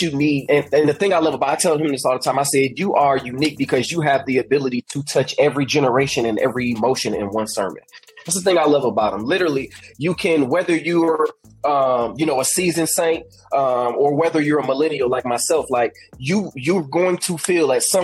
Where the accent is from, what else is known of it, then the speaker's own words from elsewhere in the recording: Indiana, United States; moved away as an adult; now in Birmingham, United States; I'm from Indiana, living in Indiana, 2014